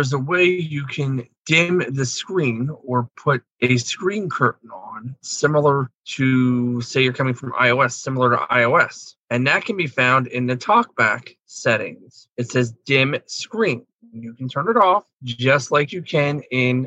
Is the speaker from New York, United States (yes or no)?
no; Pennsylvania, United States; I'm from Pennsylvania